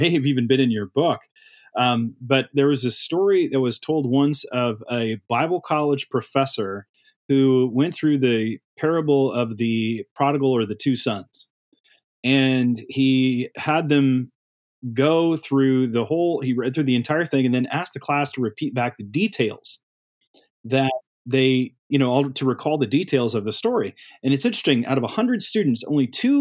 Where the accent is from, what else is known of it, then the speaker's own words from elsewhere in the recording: Midwest, United States; I grew up in the Midwest